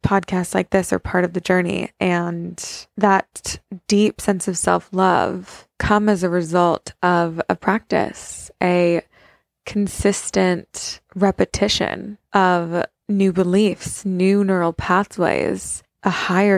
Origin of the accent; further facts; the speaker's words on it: United States; I'm an American. I'm not from there.